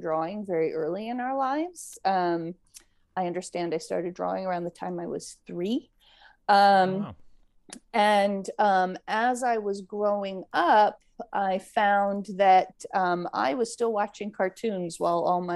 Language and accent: English; United States; moved away as an adult; also born or lived in Maryland / Pennsylvania / California; I grew up in Maryland and Pennsylvania and moved out to California when I was 18 to go to CalArts